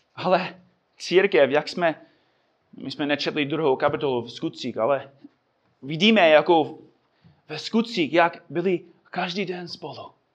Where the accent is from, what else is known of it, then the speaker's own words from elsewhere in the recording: United States; Czech is a second language; moved away; Já jako Američan